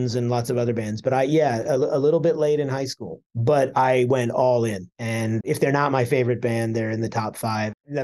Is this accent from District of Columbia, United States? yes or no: yes; Washington, District of Columbia, United States; I grew up in Washington, D.C.